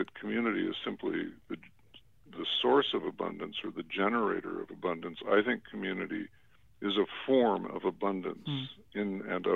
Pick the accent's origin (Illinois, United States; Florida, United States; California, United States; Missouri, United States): Illinois, United States; Chicago; growing up in an affluent community on the North Shore of Chicago. I was born in Chicago, but my family eventually moved up to the North Shore